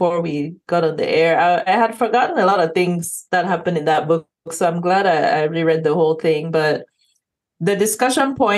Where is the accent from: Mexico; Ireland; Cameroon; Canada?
Cameroon; now in Houston, United States; if somebody asks, where are you from? Like, Cameroon will always be the answer.